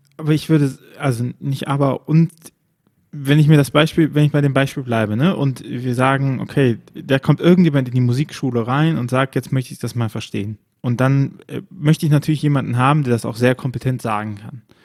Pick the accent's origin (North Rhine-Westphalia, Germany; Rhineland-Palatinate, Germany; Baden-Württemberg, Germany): North Rhine-Westphalia, Germany; Bonn; mein Geburtsort im, im rheinischen äh, Bonn